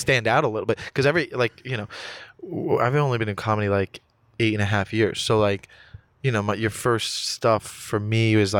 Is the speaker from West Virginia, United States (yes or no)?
no; Coral Springs, Florida, United States; I grew up in South Florida. Like the suburbs of Fort Lauderdale, really. Is it called Coral Springs, Florida?